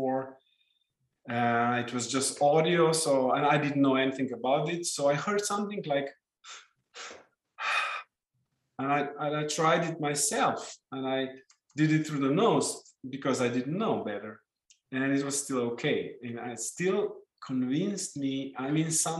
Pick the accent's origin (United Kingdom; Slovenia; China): Slovenia; first language Slovenian; English is a second language; in my native language, Slovenian